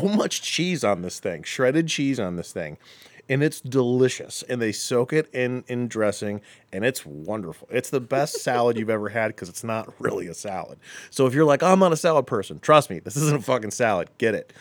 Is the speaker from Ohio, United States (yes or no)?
yes; Akron, Ohio, United States; now in Lakewood, United States; I grew up in Akron